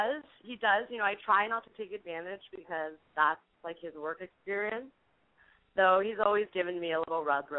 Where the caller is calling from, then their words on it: Oakland, California, United States; from Oakland, and I'm 25.